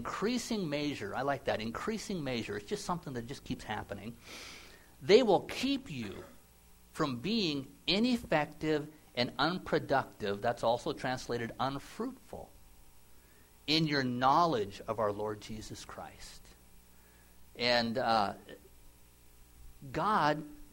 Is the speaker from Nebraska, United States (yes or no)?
yes; Nebraska, United States; I grew up in the Midwest in Nebraska, and we had a big garden